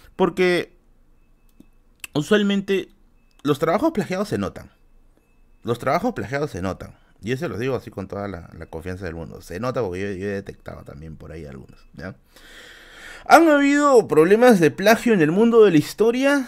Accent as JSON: {"language": "Spanish", "country": "Peru", "said": "como peruanos"}